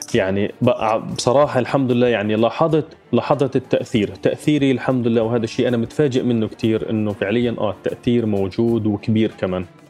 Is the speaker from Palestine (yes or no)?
yes; Gaza, Gaza Strip, Palestine; moved away as an adult; now in London, United Kingdom; عشت بغزة طبعا حياتي كلها 30 سنة من غزة آه، في غزة ما طلعت منها أبدا